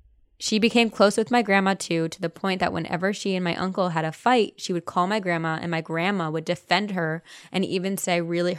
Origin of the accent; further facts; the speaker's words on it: Buenos Aires, Argentina; I am Latina. I am from Buenos Aires, Argentina, and at least in my country, white magic is more common than black magic.